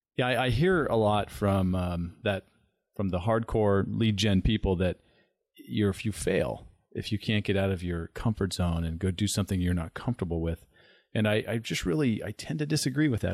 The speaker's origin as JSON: {"language": "English", "town": "San Diego", "region": "California", "country": "United States", "tie": "born or raised there", "moved": "yes", "lives_now": "Arizona, United States", "said": "growing up in San Diego"}